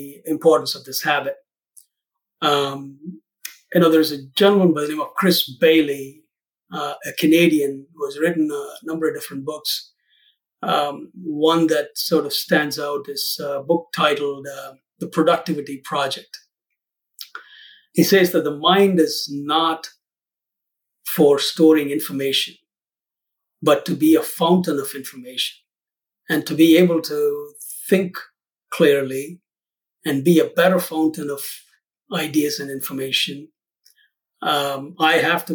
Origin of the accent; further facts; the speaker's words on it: South India, India; moved away as an adult; now in Lincolnshire, United States; I'm originally from India, South India. I came here in the late 80s to the U.S. as a student